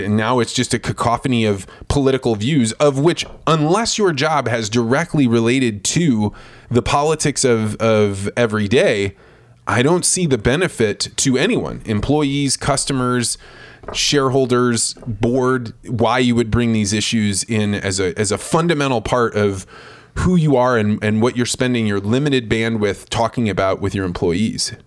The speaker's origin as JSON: {"language": "English", "town": "Eureka", "region": "Illinois", "country": "United States", "tie": "born or raised there", "said": "I was a kid from Eureka, Illinois. I was probably like, I don't know, ten or eleven years old."}